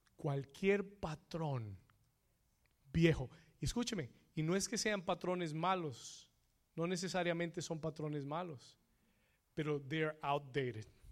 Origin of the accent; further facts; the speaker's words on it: Colombia; moved away; Yo soy colombiano